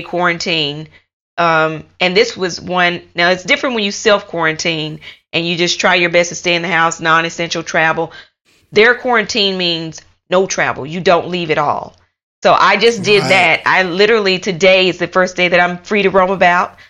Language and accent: English; United States; moved away as an adult; also born or lived in United Kingdom; now in Taiwan; I am from America. Um, I lived in the UK for almost five years